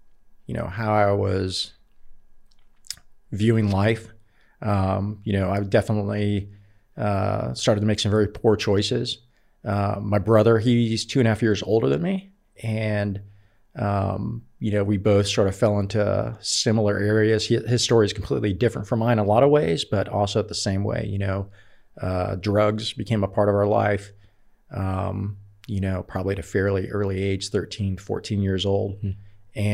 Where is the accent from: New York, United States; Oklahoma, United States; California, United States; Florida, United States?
California, United States; Oakland; Well, I grew up in California, up in the Bay Area. Initially, we lived in Oakland, East Oakland, as a matter of fact